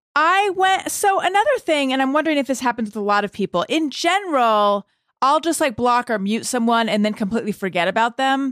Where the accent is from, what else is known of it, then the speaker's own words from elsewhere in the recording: Orange County, California, United States; I grew up in Orange County, California